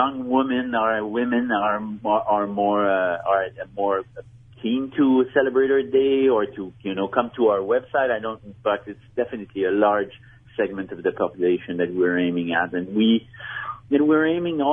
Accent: Montreal, Quebec, Canada; Maybe you've heard my accent. I'm from Montreal

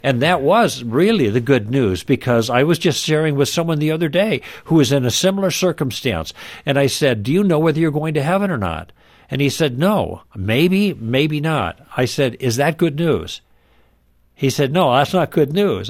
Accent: Midwest, United States; moved away; also born or lived in Los Angeles; We were raised in the Midwest, but through different circumstances, we ended up in Los Angeles

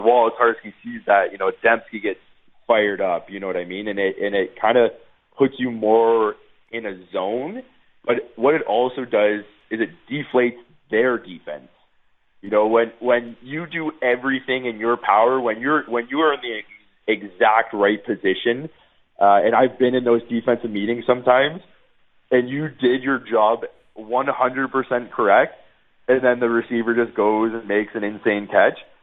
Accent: Niagara Falls, Ontario, Canada; moved away as an adult; also born or lived in Guelph / Winnipeg; I'm not even from Winnipeg. I grew up in Niagara Falls.

